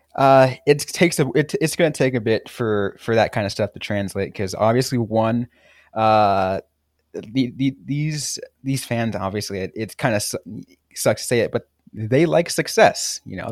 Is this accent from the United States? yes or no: yes; San Jose, California, United States; I grew up in San Jose